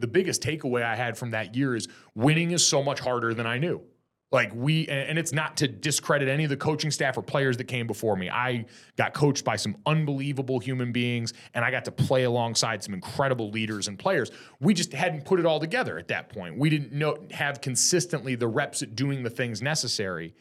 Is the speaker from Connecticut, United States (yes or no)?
yes; Connecticut, United States; moved away as an adult; also born or lived in South Jersey / South Bend, Indiana; now in Southern California, United States; I was in Connecticut from the time I was in third grade on